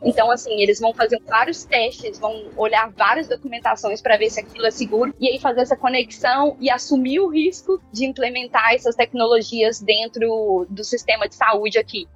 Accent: Belo Horizonte, Minas Gerais, Brazil; moved away as an adult; now in London, United Kingdom; sou de Belo Horizonte, nunca tinha saído do Brasil antes do Ciência Sem Fronteiras

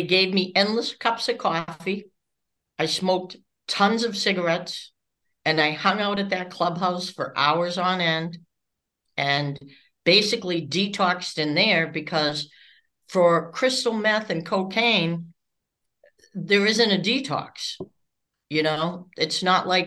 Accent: Massachusetts, United States; moved away as an adult; also born or lived in Florida; I'm from Massachusetts

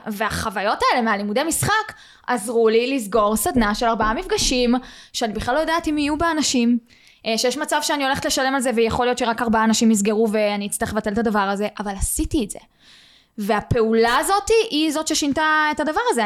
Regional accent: Beersheba, Southern District, Israel; אני מגיעה מבאר שבע

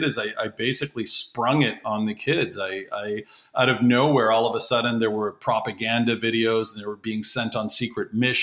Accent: Toronto, Ontario, Canada; also born or lived in Guinea / Labrador, Newfoundland / northern Quebec; I was born in Toronto, Canada

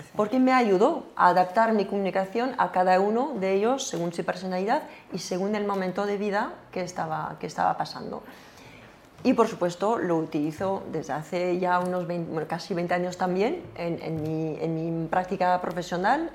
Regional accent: France; accent: French; Spanish is a second language; moved away; yo soy francesa

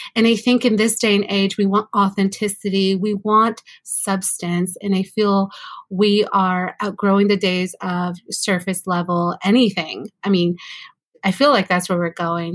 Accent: California, United States; also born or lived in Mexico City, Mexico; I was born in California

